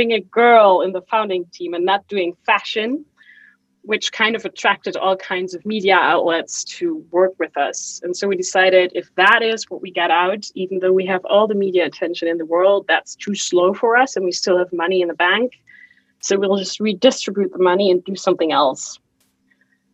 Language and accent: English; Germany; also born or lived in Chicago / Hamburg; I flew back to Germany